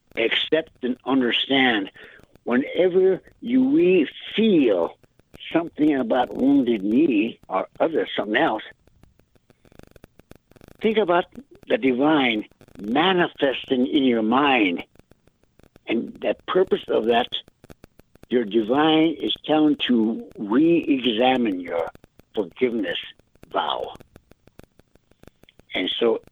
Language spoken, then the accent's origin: English; Holy Rosary Mission, South Dakota, United States; I attended at that time called Holy Rosary Mission at the Catholic school about 2 miles south of where I live.